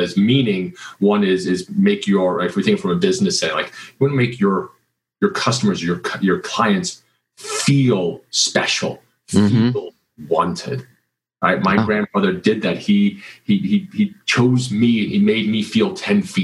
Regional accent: Kansas, United States; I grew up in Kansas

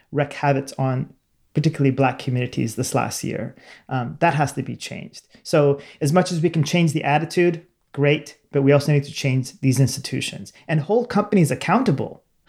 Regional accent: Sacramento, California, United States; I'm from Sacramento, California

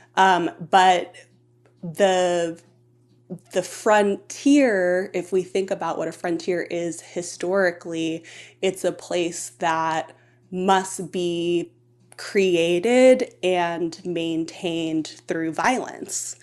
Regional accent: Homer, Alaska, United States; I grew up in Homer, and, and I had a very beautiful childhood

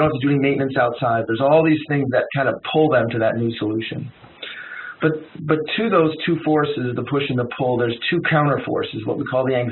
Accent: Detroit, Michigan, United States; I'm from Detroit

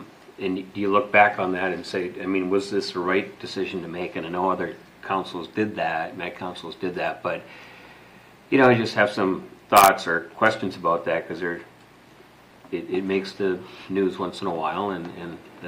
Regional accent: Duluth, Minnesota, United States; now in Centerville, United States; Duluth, which is my hometown area.

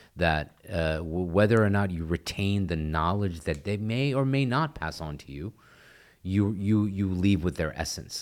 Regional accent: Texas, United States; I'm from Texas, um, born and raised

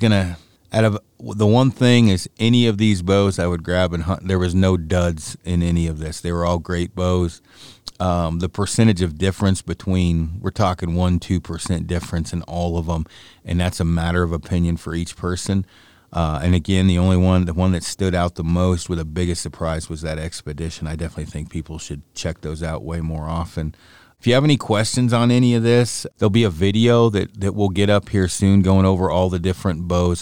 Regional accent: Oregon, United States; I'm from Oregon

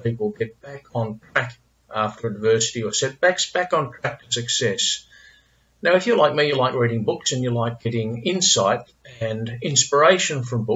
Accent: Melbourne, Victoria, Australia; as a fellow Melburnian

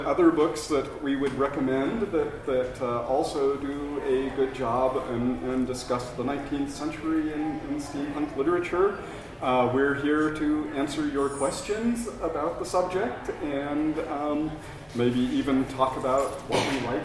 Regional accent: Southwest, United States; growing up in the Southwest

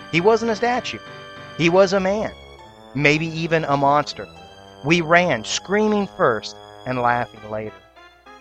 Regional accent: Columbus, Ohio, United States; In Columbus, Ohio, my hometown

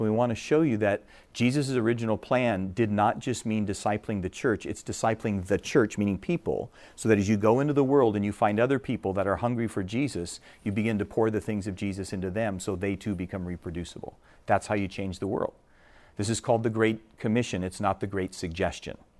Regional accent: Minnesota, United States; moved away; I'm from Minnesota originally

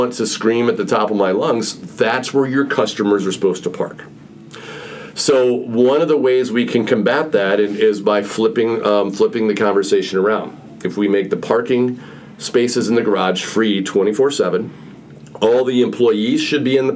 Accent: Illinois, United States; I'm from Illinois

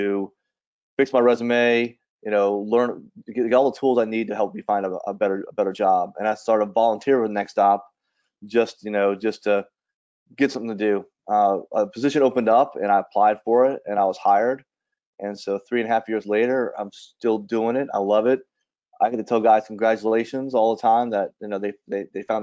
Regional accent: New Orleans, Louisiana, United States; moved away as an adult; I grew up in New Orleans and joined the service in 1991

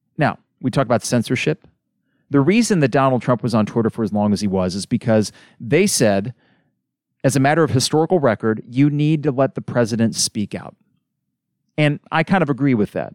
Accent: United States; as an American

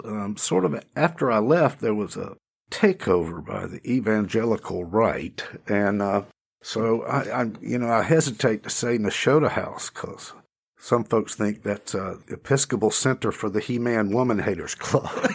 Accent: Cochran, Georgia, United States; now in Greensboro, United States; in central Georgia, in a little town called Cochrane

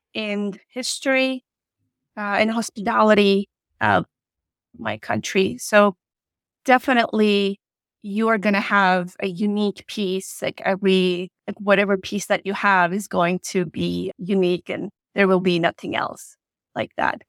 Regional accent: Turkey; English is a second language; moved away as an adult; I am originally from Turkey

